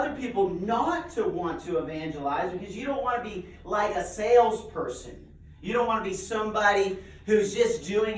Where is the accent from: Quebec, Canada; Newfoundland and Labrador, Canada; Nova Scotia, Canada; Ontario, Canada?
Nova Scotia, Canada; I grew up in Nova Scotia, Canada